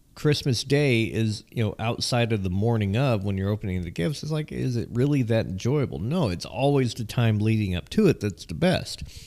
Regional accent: Southern California, United States; I'm from Southern California.

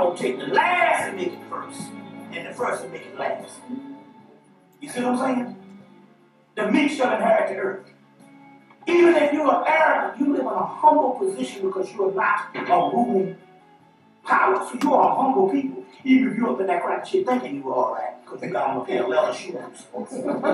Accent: Atlanta, Georgia, United States; also born or lived in South Carolina; I'm from Atlanta, Georgia

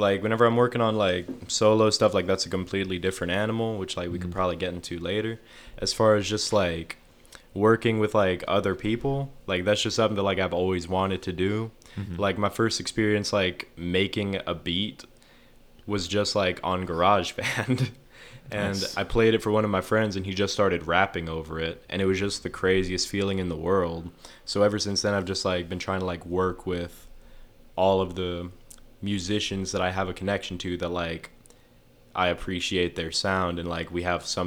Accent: Amarillo, Texas, United States; also born or lived in Mesa, Arizona; I was born in Mesa, Arizona, but whenever I was like, before I turned 2 years old, basically we moved to Amarillo because it was hot

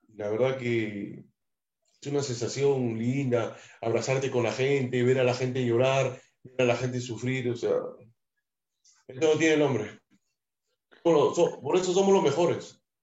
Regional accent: Lima, Peru; also born or lived in Jesús María, Lima / Mexico; yo nací en Jesús María, me crié en Matute, al frente de la Tribuna

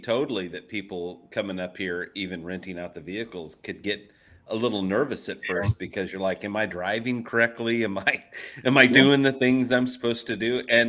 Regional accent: Oklahoma, United States; she finds out I'm from Oklahoma

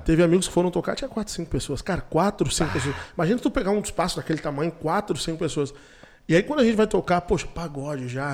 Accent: Brazil; onde eu me criei, na Vila Chutes

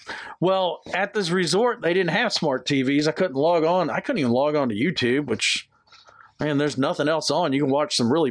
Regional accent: Georgia, United States; born there; He's from Georgia, just like Brad. I was born in Georgia.

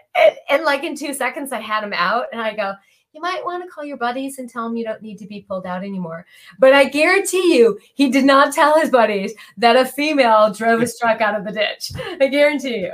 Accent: Michigan, United States; now in California, United States; I grew up in Michigan

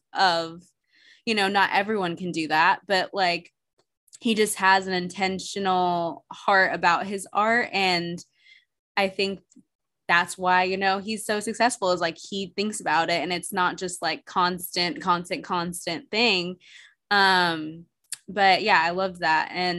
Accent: Nashville, Tennessee, United States; moved away as an adult; even though I wanted to stay in Nashville

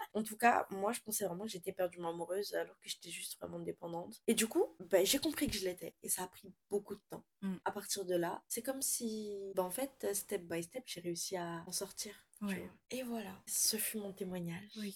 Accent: Madagascar; Je suis malgache

